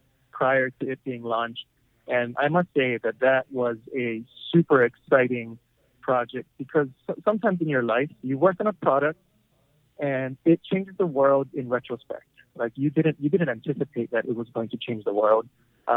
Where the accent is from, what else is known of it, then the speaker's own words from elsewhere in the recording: Waipahu, Hawaii, United States; So I'm from here, Honolulu, Hawaii, born and raised in Waipahu on the west side